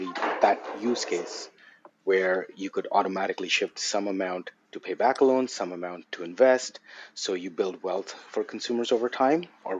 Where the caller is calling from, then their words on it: Toronto, Ontario, Canada; I'm joining from Toronto, Canada, and it's such a pleasure to be here.